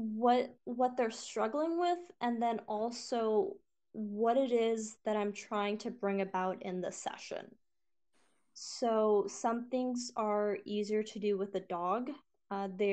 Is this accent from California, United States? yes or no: no; North Liberty, Indiana, United States; moved away as an adult; also born or lived in San Antonio, Texas / Fort Hood, Texas; I grew up in North Liberty, Indiana, and then I moved to San Antonio, Texas.